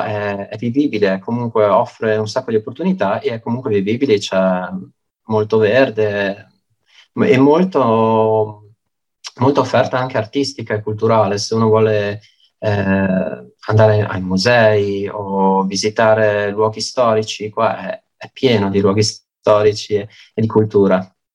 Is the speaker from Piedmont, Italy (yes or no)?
no; Belluno, Veneto, Italy; moved away as an adult; now in Padua, Italy; io sono beh, di nascita bellunese, sono nato a Belluno e mi sono trasferito durante l'università qua a Padova